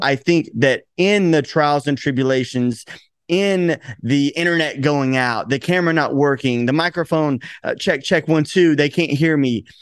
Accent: Chattanooga, Tennessee, United States; now in Los Angeles, United States; I'm originally from Tennessee

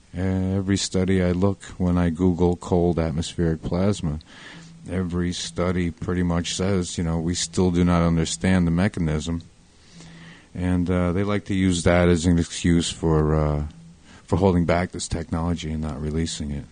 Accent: Waldwick, New Jersey, United States; moved away as an adult; now in Point Pleasant, United States; Originally, I'm from Bergen County, New Jersey, in a little town called Waldwick

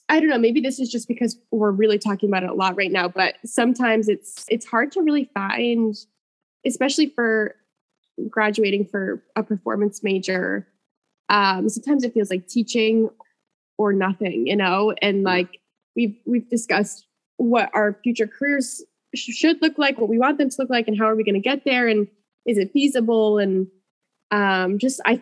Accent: Enfield, Connecticut, United States; also born or lived in Springfield, Massachusetts; I grew up in Enfield, Connecticut

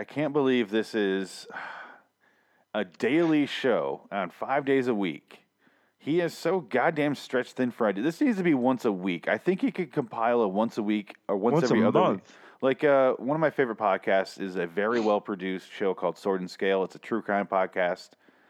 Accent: Midwest, United States; I grew up in the Midwest.

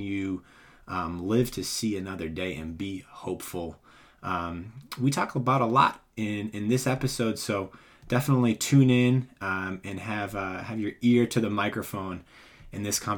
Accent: Boston, Massachusetts, United States; So I'm actually I grew up in Boston area, and family all speaks English

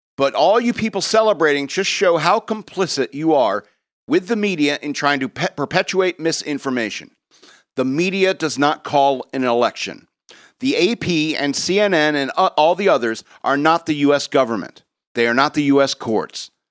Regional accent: Connecticut, United States; I was born in Connecticut

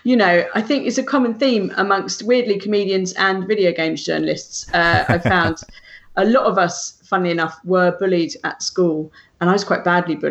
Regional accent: London, United Kingdom; we're from South London

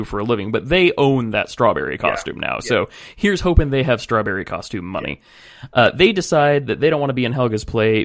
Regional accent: California, United States; I'm from California

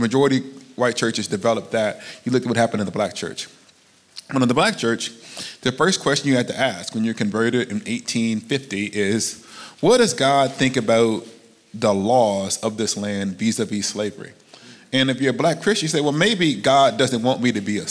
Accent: Alabama, United States; moved away; I'm from Alabama. And I grew up in the shadow of the civil rights movement.

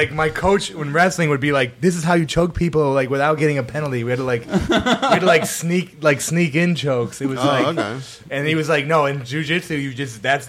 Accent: Rochester, New York, United States; I'm from Rochester, like upstate, like Section 5.

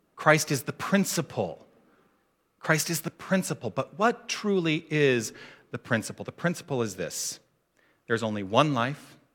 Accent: Tucson, Arizona, United States; I grew up in Tucson.

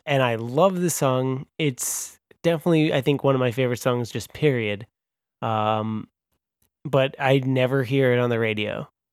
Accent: Long Island, New York, United States; I'm from Long Island

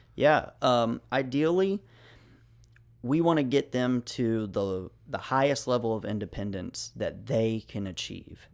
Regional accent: Memphis, Tennessee, United States; I am originally from Memphis

